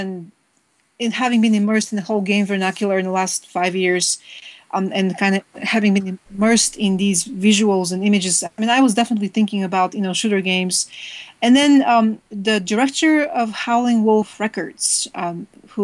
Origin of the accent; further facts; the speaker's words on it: Bulgaria; moved away; I was growing up in Bulgaria